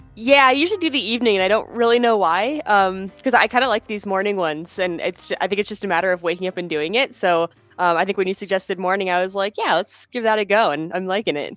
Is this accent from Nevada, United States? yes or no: no; Pennsylvania, United States; moved away as an adult; now in Colorado, United States; I was in school back home where I was born in Pennsylvania